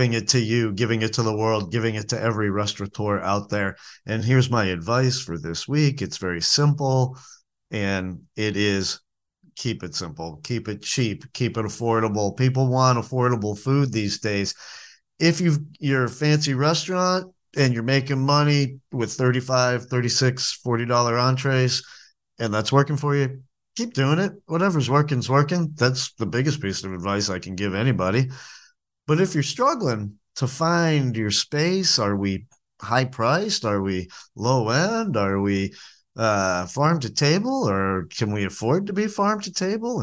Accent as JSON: {"language": "English", "region": "New England", "country": "United States", "tie": "born or raised there", "moved": "yes", "said": "the diner food that I grew up eating in New England"}